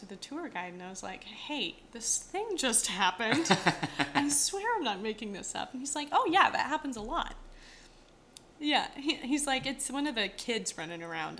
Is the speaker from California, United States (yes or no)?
no; Colorado, United States; I'm from Colorado and not too far away from Estes Park where the Stanley Hotel is.